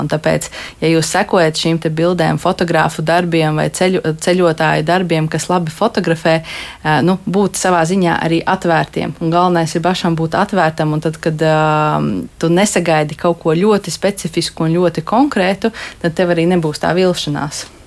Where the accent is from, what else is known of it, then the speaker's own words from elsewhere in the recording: Riga, Latvia; es esmu rīdziniece